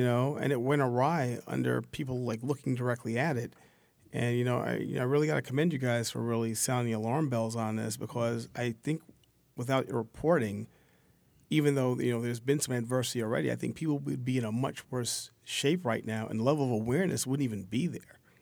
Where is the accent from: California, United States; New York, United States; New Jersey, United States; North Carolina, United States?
New York, United States; New York City; I come from Southeast Queens, a one oh fifth precinct